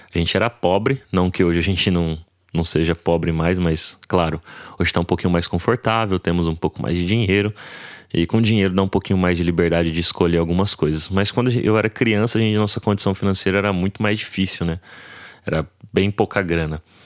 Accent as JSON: {"language": "Portuguese", "town": "José Bonifácio", "region": "São Paulo", "country": "Brazil", "said": "eu sou aqui de José Bonifácio, interiorzão"}